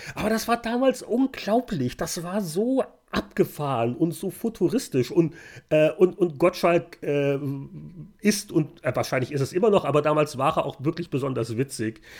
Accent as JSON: {"language": "German", "region": "Bavaria", "country": "Germany", "moved": "yes", "lives_now": "Victoria", "said": "bei uns in Bayern"}